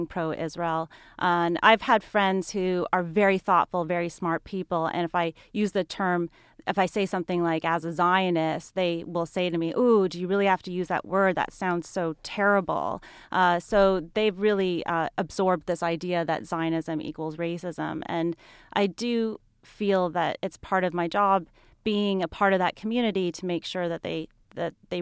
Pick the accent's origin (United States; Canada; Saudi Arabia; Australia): Canada; moved away; also born or lived in Montreal; I grew up in Canada